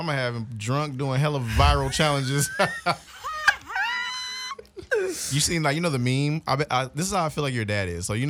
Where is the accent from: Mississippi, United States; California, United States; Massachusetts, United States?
California, United States; Oakland; I'm from Oakland